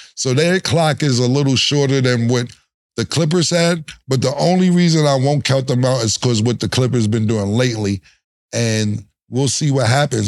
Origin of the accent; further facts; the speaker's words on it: New York, United States; we from Harlem